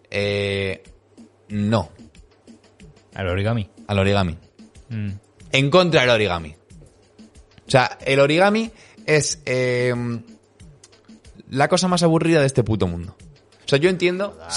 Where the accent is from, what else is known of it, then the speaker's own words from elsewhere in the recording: Alicante, Valencian Community, Spain; No, no, si soy de Alicante, jaja.